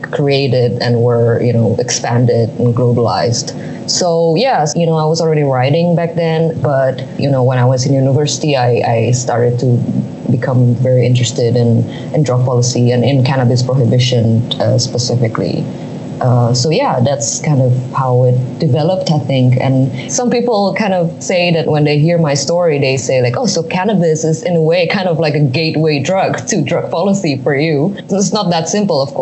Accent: Indonesia; my home country in Indonesia

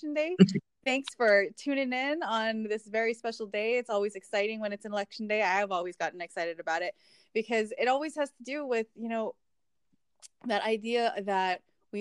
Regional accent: Honolulu, Hawaii, United States; moved away as an adult; also born or lived in New Jersey; I grew up in Hawaii

